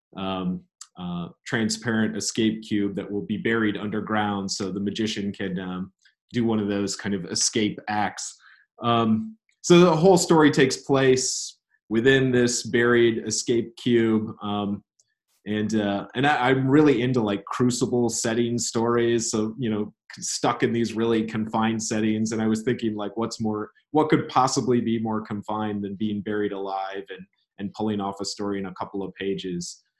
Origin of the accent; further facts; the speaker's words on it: Elma, Michigan, United States; moved away as an adult; now in South Carolina, United States; my hometown in Elma, Michigan